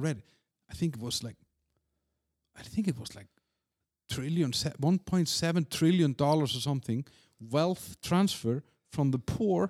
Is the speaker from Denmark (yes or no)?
yes; Denmark; I mean, I came from Denmark where they're not really nice.